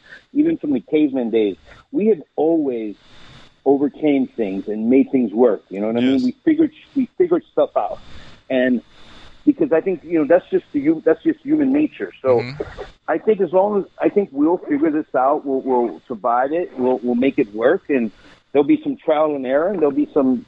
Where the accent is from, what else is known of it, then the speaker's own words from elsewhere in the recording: New York, United States; moved away; I'm originally from the East Coast. I'm from New York originally